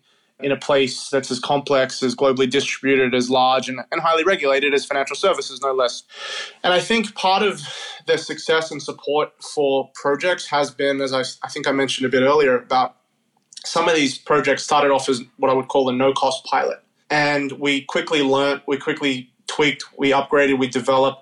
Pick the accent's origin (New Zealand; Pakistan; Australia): Australia; moved away as an adult; now in New York, United States; I'm Australian. My parents, grandparents are from Africa